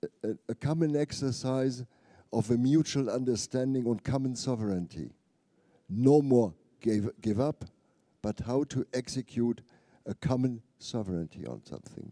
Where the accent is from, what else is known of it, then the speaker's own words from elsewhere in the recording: Germany; my home country